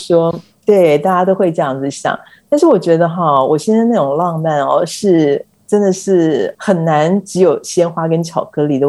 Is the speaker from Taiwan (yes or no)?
yes; Taiwan; moved away as an adult; now in Italy